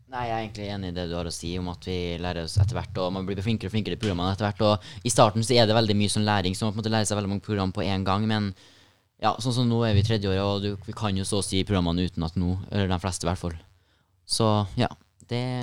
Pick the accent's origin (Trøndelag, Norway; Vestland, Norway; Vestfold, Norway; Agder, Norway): Trøndelag, Norway; Hommelvik; jeg er jo fra Hummelvika, og har jo dratt helt fra dit for å komme hit på skole